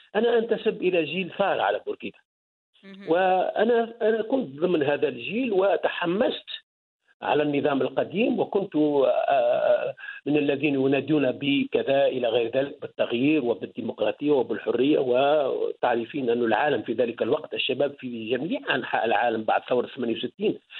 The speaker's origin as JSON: {"language": "Arabic", "region": "Kairouan Governorate", "country": "Tunisia", "tie": "born or raised there", "also_born_or_lived": "Germany", "moved": "as an adult", "said": "نحن في الوسط التونسي"}